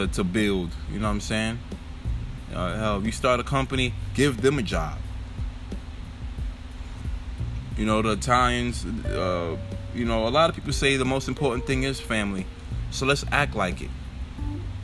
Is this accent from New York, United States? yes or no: yes; New York, United States; I'm from New York